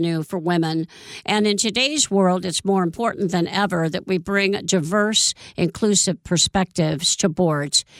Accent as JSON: {"language": "English", "town": "Columbus", "region": "Ohio", "country": "United States", "moved": "yes", "lives_now": "California, United States", "said": "We're both from the Columbus, Ohio area"}